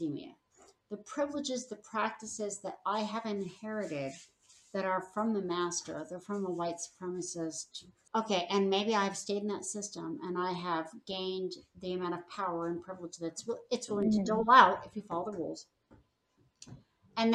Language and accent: English; Los Angeles, California, United States; moved away; I'm from the Los Feliz area of Hollywood.